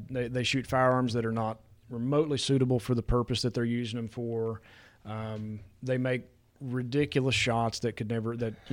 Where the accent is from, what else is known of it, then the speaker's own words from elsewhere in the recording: West Virginia, United States; I got a little spoiled growing up in West Virginia because the turkey hunting was so good there.